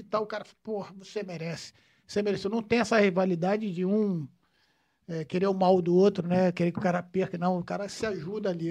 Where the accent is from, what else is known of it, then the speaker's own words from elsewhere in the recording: Rio de Janeiro, Brazil; nasci, nascido e criado lá em Vila Isabel